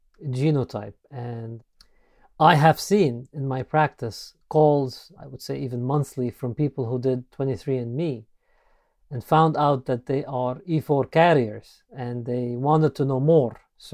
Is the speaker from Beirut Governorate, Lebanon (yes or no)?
yes; Beirut, Beirut Governorate, Lebanon; moved away as an adult; now in United States; Yes, I grew up in Beirut, Lebanon. That's my medical school. And then shortly after, moved to the U.S. to do some residency training